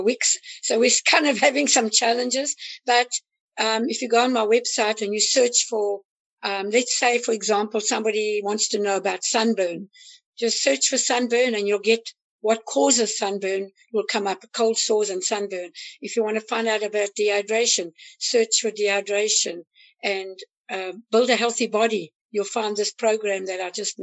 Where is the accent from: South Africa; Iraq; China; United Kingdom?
South Africa; now in United States; I'm actually African American, I'm from South Africa